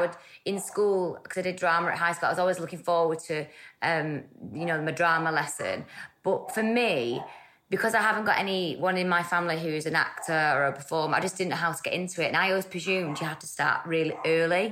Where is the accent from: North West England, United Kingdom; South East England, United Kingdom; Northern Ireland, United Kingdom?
North West England, United Kingdom; Salford; also born or lived in Stockport; I was born there, and then I moved to, like, Salford when I was, like, one. So I was brought up in Earlham in Salford